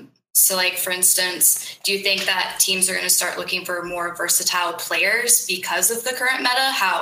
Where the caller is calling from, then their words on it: Chico, California, United States; I live in Chico, California.